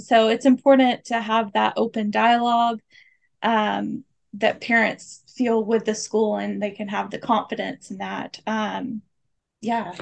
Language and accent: English; the South, United States; moved away as an adult; I'm from the South